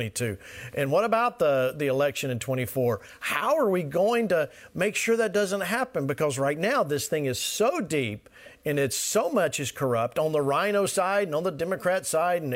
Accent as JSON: {"language": "English", "town": "Atlanta", "region": "Georgia", "country": "United States", "moved": "yes", "said": "I'm from Atlanta originally, and so I understand the South"}